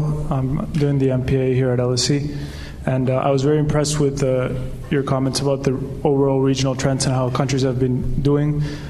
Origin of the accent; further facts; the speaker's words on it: Venezuela; now in London, United Kingdom; I'm from Venezuela.